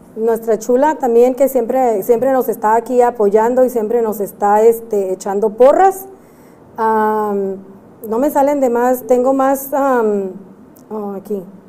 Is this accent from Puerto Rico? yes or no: no; Mexico; now in United States